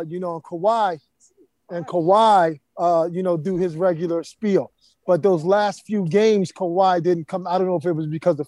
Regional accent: Philadelphia, Pennsylvania, United States; my guy, Sean Colson, who I grew up with in North Philadelphia

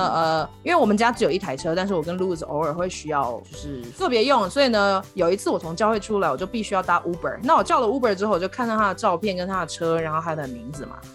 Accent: Kaohsiung, Taiwan; moved away as an adult; now in Colorado, United States; 我的故乡高雄

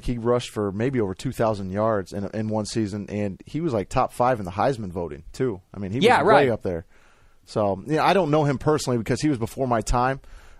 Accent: Bluffton, Indiana, United States; I grew up in Bluffton, Indiana, about an hour and 45 minutes north of Indianapolis.

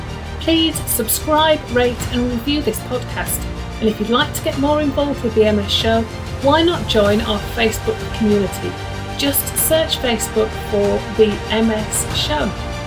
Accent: Yorkshire and the Humber, United Kingdom; accent: Yorkshire; you can expect the occasional slip back into my Yorkshire accent.

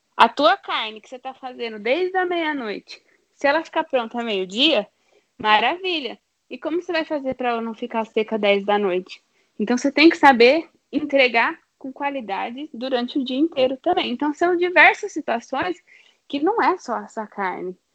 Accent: Brazil

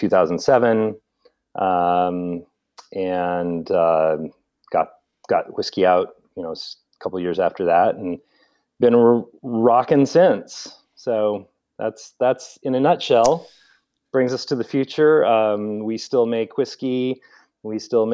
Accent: Seattle, Washington, United States; now in Portland, United States; I'm originally from Seattle. Grew up in the Seattle area of Norwegian heritage

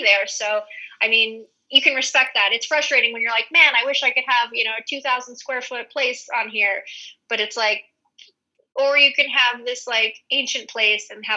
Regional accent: United States; moved away as an adult; also born or lived in Hawaii; now in Spain; as an American

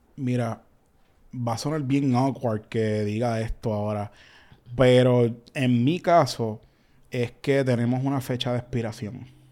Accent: Carolina, Puerto Rico; also born or lived in Canóvanas, Puerto Rico; básicamente me crié en Carolina, pues estudié desde elemental hasta intermedia casi en Carolina, pero soy de Ganoma

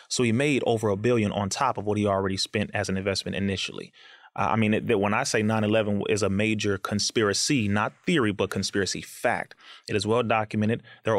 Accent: Compton, California, United States; And I went to Sister Clara Muhammad School and I went to MUI, known as Muhammad University of Islam, when I was younger, both in Compton, California.

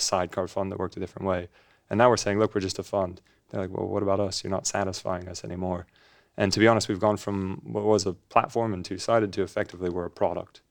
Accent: Los Angeles, California, United States; accent: funny; moved away as an adult; also born or lived in Edinburgh, United Kingdom; I grew up in Los Angeles

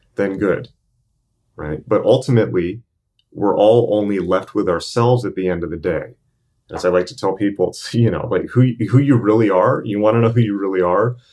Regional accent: United States; I'm American

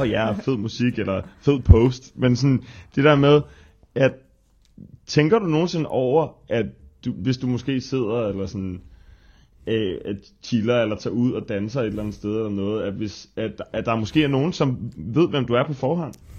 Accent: Frederiksberg, Capital Region of Denmark, Denmark; jeg ser jo mig selv som for evigt, ligegyldigt hvor jeg bor, øh, københavner nummer to, men Frederiksbergborg nummer

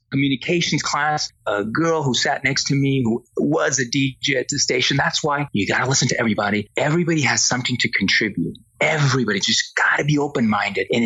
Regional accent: Spain; English is a second language; now in United States; So when I came from Spain in the early 80s, I took a communications course and it was mostly to learn English better and work on my accent.

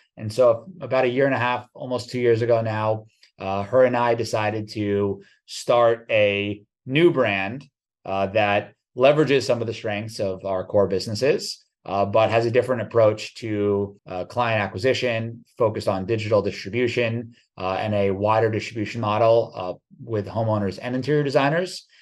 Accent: New Jersey, United States; also born or lived in New York City; born in New York City, grew up in New Jersey

